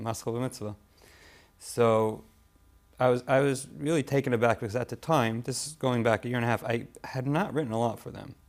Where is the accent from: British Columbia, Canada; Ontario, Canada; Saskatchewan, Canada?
Ontario, Canada; Toronto; moved away as an adult; also born or lived in Cincinnati; I grew up in Toronto um, lived there until I got married